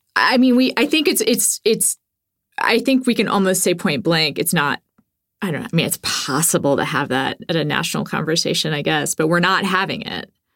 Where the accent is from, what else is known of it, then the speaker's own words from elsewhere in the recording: Texas, United States; growing up in Texas, I feel like I was exposed to more ideological diversity than a lot of progressives. You know, I grew up with a lot of different kinds of people